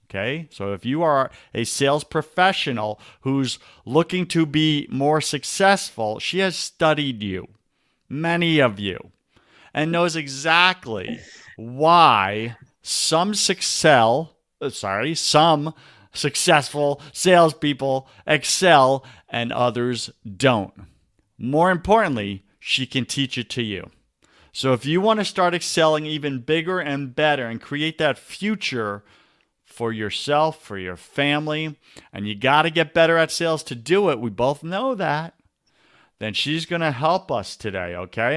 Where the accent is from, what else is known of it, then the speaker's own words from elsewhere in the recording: Long Island, New York, United States; moved away; I grew up in Long Island, New York